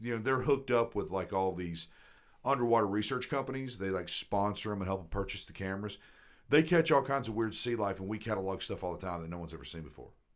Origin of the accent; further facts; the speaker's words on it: the South, United States; I grew up in the South